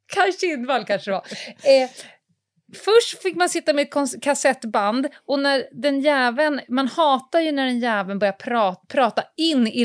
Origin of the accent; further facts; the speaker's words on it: Stockholm, Stockholm County, Sweden; Jag flyttade ju från Södermalm ut utanför Stockholm mm. eh, när jag började femman